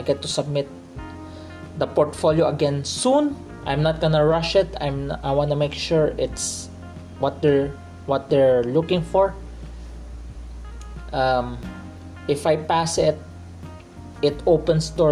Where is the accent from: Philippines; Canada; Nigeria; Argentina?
Philippines; I grew up in the Philippines. I'm a Filipino who grew up in the Philippines.